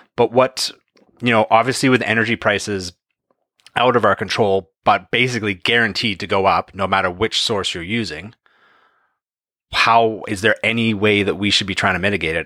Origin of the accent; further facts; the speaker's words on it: Canada; here in Canada as Canadians